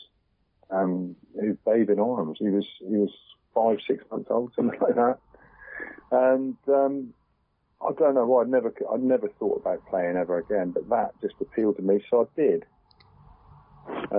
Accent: St Austell, South West England, United Kingdom; I enjoyed my time at St. Austell because that's my hometown.

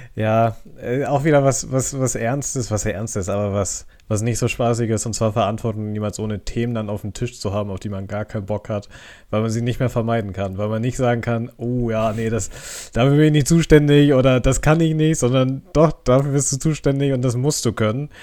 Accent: Germany; als Deutscher

